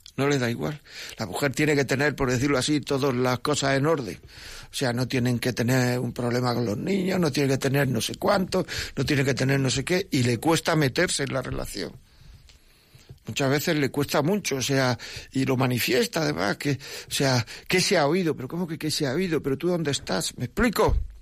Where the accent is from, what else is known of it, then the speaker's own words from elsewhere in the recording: Granada, Andalusia, Spain; yo soy de Granada